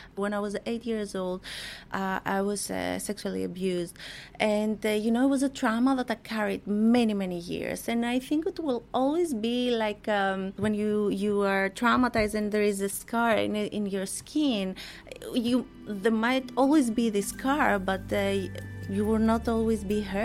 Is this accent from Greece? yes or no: yes; Greece; I was born in Greece and I was raised by my mother